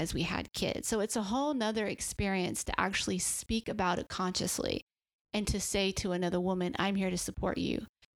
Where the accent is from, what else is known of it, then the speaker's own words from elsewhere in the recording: the South, United States; growing up in the South